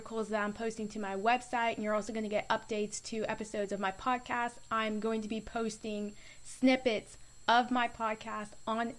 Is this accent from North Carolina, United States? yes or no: no; Florida, United States; I'm from Florida